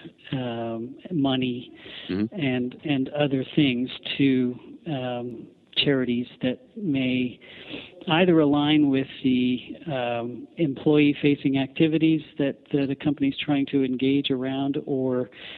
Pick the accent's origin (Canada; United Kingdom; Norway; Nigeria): Canada